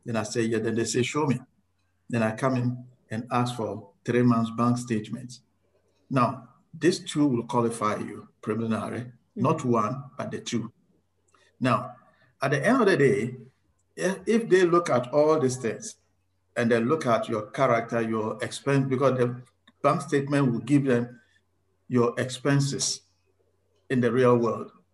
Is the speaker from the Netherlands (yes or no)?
no; Ghana; also born or lived in South Australia; now in Australia; I am originally from Ghana.